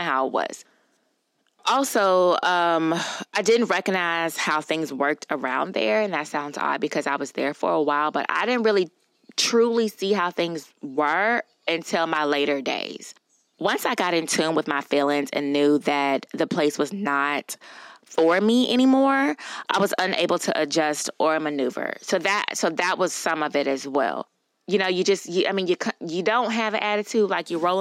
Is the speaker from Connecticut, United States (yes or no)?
no; Louisiana, United States; I'm from Louisiana